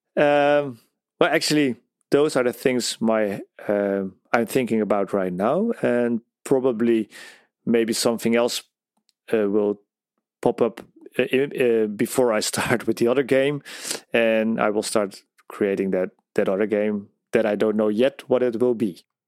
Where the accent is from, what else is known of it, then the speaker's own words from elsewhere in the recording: Netherlands; I'm from the Netherlands.